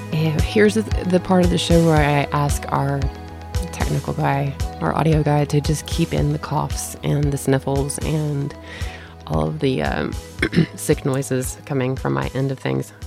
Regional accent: the South, United States; moved away; I grew up in the South without sprinkler systems

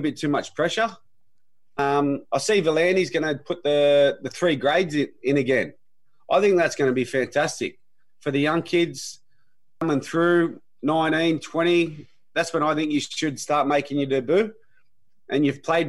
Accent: Milperra, New South Wales, Australia; I grew up in Mulpera

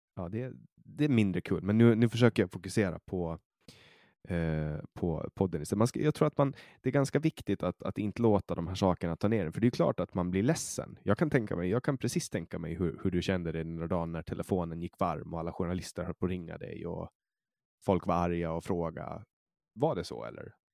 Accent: Åland Islands; also born or lived in Stockholm, Sweden

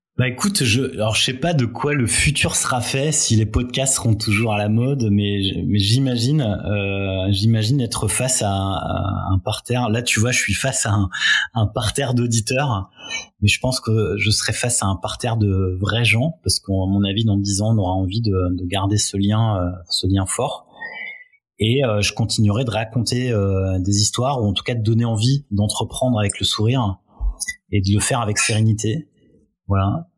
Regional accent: France; en tant que Français

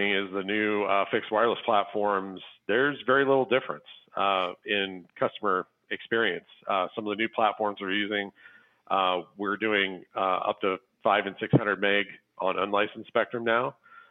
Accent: Scottsbluff, Nebraska, United States; my hometown, Scottsbluff and Gearing, Nebraska

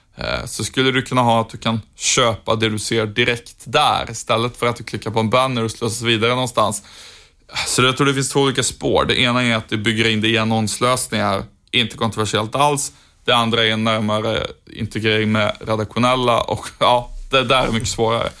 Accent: Sjuntorp, Västra Götaland, Sweden; moved away; Sjuntorp där jag kommer ifrån ligger i Trollhättans kommun, så Trollhättan är ju på sätt och vis min gamla hemstad

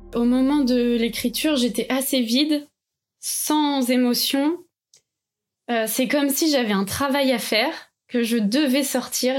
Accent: Calvados, Normandy, France; j'habitais dans le Calvados avec mes parents

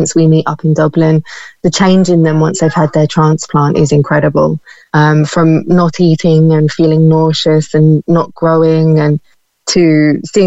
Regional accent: United Kingdom; now in Ireland

